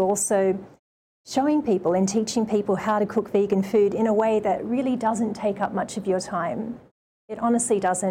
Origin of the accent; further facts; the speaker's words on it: Sydney, New South Wales, Australia; moved away as an adult; also born or lived in Japan; now in Hawaii, United States; growing up in Australia